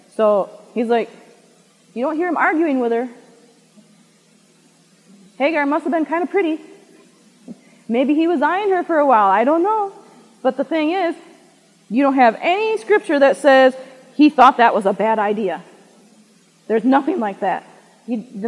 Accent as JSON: {"language": "English", "region": "Michigan", "country": "United States", "tie": "born or raised there", "said": "Michigan, where we are"}